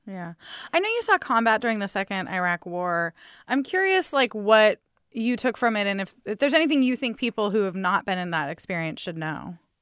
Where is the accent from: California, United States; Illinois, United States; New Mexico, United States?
California, United States; San Diego; I grew up near Miramar Air Force Base